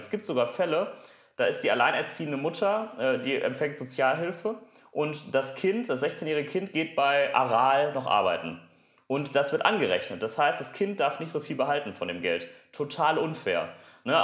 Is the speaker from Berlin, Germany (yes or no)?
no; Essen, North Rhine-Westphalia, Germany; Ich komme aus Essen.